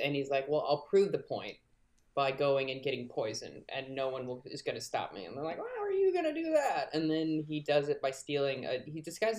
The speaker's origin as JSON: {"language": "English", "town": "New York City", "region": "New York", "country": "United States", "said": "as a New Yorker"}